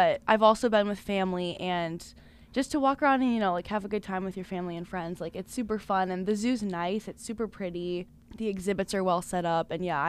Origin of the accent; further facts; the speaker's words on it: Illinois, United States; I grew up in Illinois, not too far from the city, probably about an hour, but I didn't go very often as a kid.